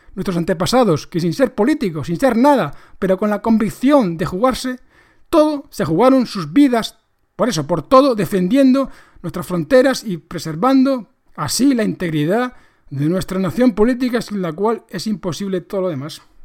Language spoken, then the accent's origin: Spanish; Spain; nos mete a todos los españoles